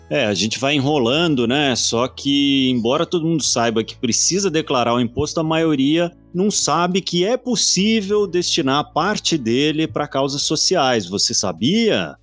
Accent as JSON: {"language": "Portuguese", "country": "Brazil", "said": "bom brasileiro"}